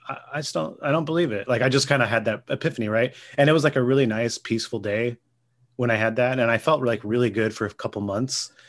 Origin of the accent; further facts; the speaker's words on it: Gilroy, California, United States; I grew up in Gilroy.